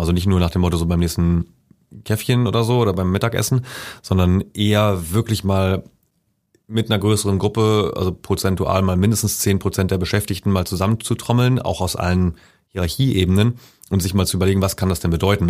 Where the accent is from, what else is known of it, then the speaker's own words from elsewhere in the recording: Schleswig-Holstein, Germany; now in Leipzig, Germany; ich komme ja ursprünglich aus Schleswig-Holstein